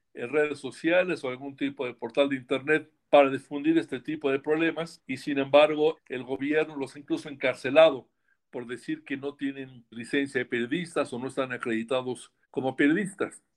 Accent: Mexico; como periodista mexicano

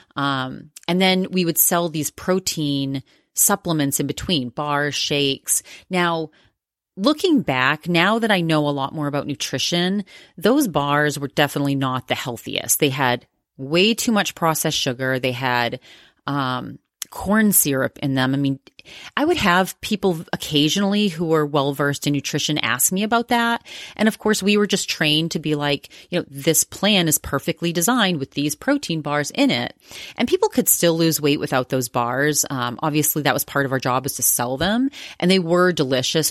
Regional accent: Maine, United States; moved away; also born or lived in Massachusetts; I grew up in Maine, in rural Maine

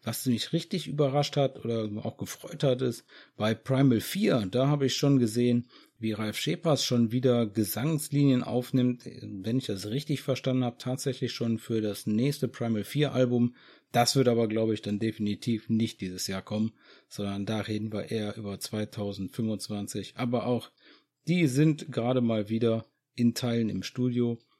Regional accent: Germany; bei uns in Deutschland

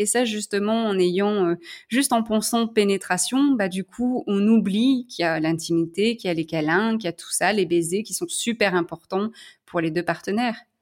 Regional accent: Lyon, Auvergne-Rhône-Alpes, France; moved away; je suis lyonnaise

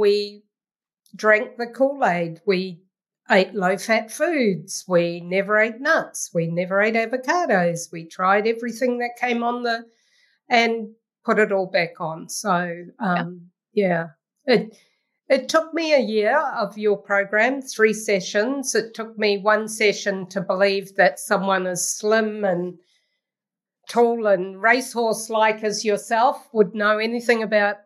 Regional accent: New Zealand; moved away as an adult; now in Ottawa, Canada; I'm a New Zealander and currently in New Zealand

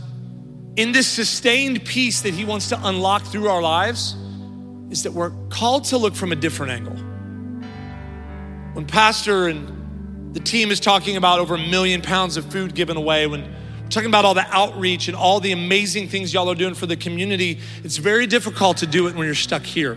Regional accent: Midwest, United States; moved away; now I'm from the Midwest, so I say roof

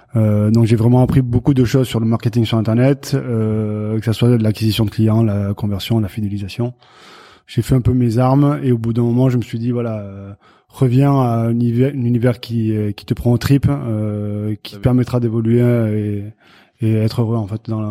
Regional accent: Béarn, near Pau, Nouvelle-Aquitaine, France

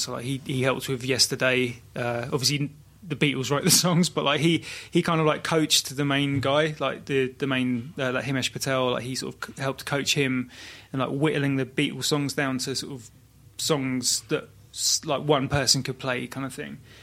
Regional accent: Brighton, South East England, United Kingdom; now in Margate, United Kingdom; I was born in Brighton

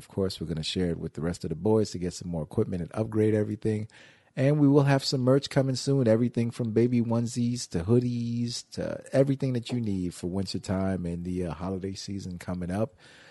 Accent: Wisconsin, United States; Just because I'm from Wisconsin, don't mean I like cheese like that.

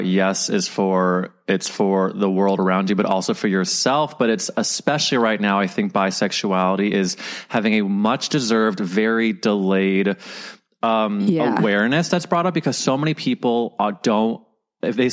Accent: Midwest, United States; growing up in the Midwest.

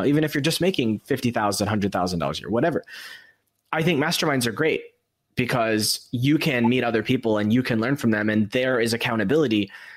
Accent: United States; moved away; as someone who's lived outside of America for all these years, I've learned strategies for, as an American

